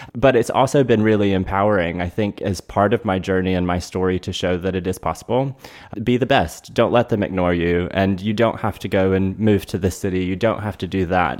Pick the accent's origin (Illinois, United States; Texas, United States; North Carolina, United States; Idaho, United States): North Carolina, United States; moved away as an adult; also born or lived in Durham, North Carolina; now in South Florida, United States; born and raised in North Carolina and started my career there in retail.